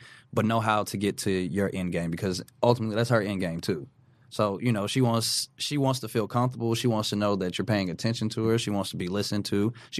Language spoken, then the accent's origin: English; Minnesota, United States; also born or lived in Atlanta, Georgia; I'm from Atlanta, and then you put me in Minnesota